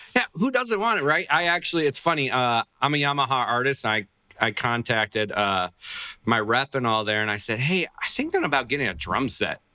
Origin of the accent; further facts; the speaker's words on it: Buffalo, New York, United States; in New York State, which is where I grew up in the Buffalo, New York area